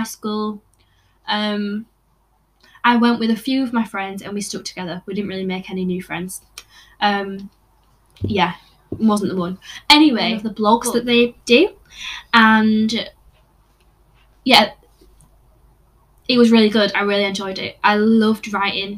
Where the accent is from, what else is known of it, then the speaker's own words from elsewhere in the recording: Yorkshire and the Humber, United Kingdom; moved away as an adult; now in Northern Ireland, United Kingdom; I'm from England, West Yorkshire, as you can tell by the accent.